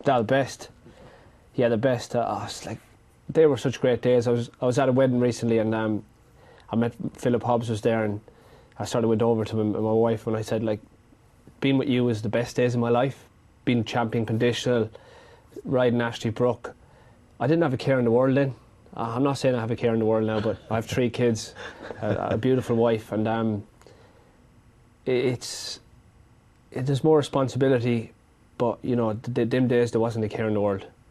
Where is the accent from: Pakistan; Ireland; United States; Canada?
Ireland; growing up in Ireland